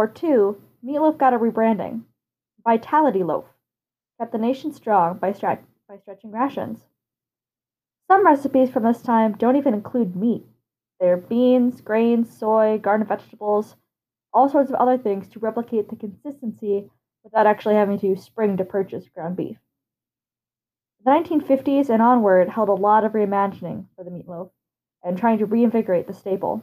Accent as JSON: {"language": "English", "region": "Midwest", "country": "United States", "said": "I am from the Midwest."}